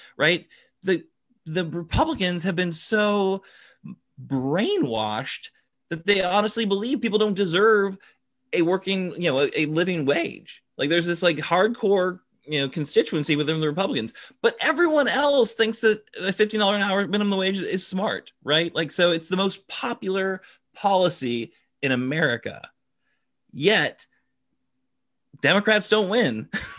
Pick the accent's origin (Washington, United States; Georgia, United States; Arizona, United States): Washington, United States; Seattle; I'm from Seattle